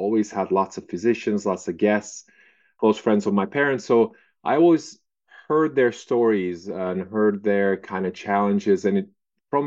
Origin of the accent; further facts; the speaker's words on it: Turkey; moved away as an adult; also born or lived in Santa Barbara, California, United States; I was born and raised in Turkey